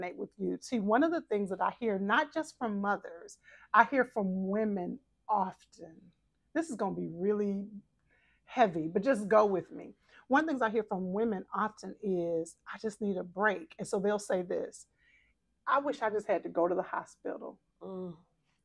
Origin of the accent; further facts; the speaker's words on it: Texas, United States; I'm from Texas